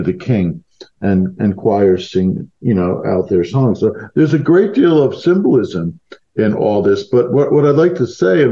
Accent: United States; also born or lived in London; as an American

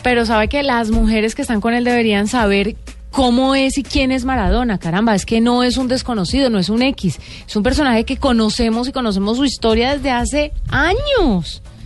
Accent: Colombia; los colombianos que nos gusta tanto el café

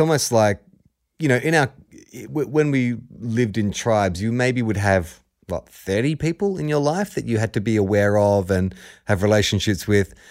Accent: Australia; We're not from Aussie, we are Aussie

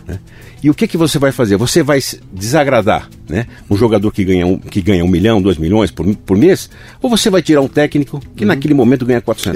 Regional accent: Brazil; como brasileiro

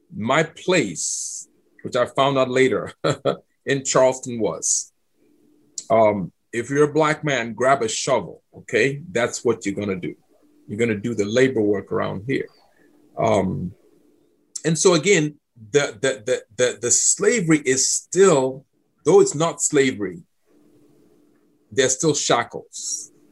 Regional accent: Accra, Greater Accra, Ghana; moved away as an adult; also born or lived in Cape Coast, Ghana / Georgia, United States; now in United States; I grew up in Accra, which is 100 miles from Cape Coast

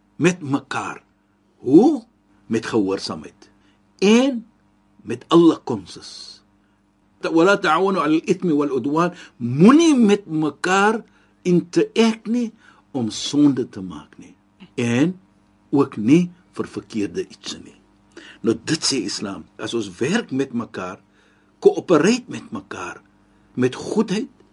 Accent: South Africa; ons as Suid-Afrikaners

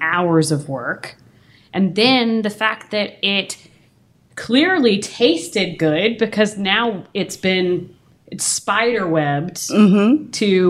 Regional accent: Virginia, United States; I'm from Virginia

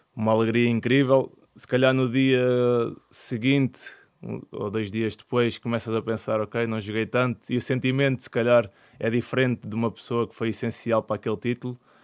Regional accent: Portugal; moved away as an adult; also born or lived in England / Greece / Israel

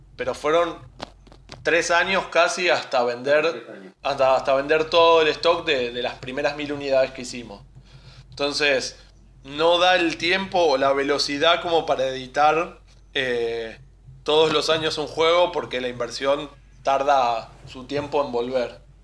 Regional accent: Buenos Aires, Argentina; somos de Buenos Aires, vivimos cerquita del obelisco

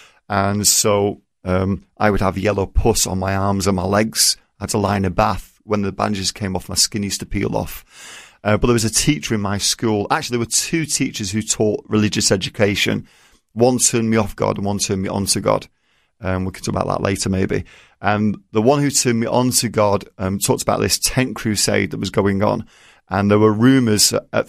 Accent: England, United Kingdom; moved away as an adult; now in United States; I don't have an accent. I'm English.

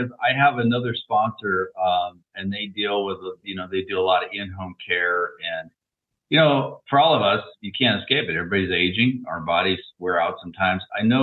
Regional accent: Hawaii, United States; moved away; I was from Hawaii

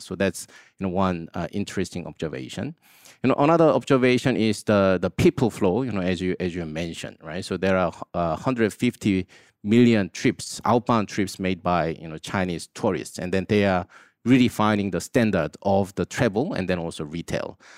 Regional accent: South Korea; I grew up in Korea

